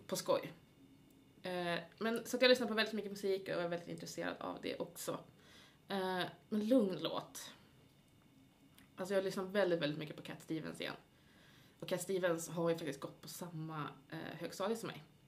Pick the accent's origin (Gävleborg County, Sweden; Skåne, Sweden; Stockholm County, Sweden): Gävleborg County, Sweden; Gävle; now in Uppsala, Sweden; jag är ju från Gävle.